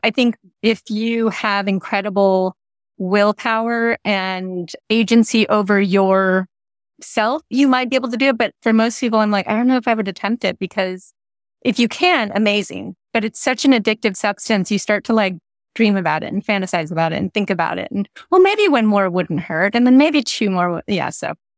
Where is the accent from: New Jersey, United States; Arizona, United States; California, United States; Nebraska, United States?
California, United States; being a Californian